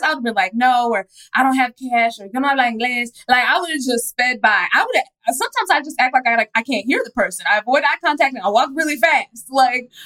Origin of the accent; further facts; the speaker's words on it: Dallas, Texas, United States; I'm from Dallas